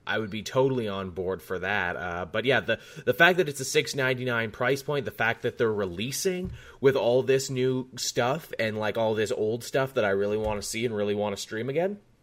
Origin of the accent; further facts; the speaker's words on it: Australia; you and I come from Canada and Australia, respectively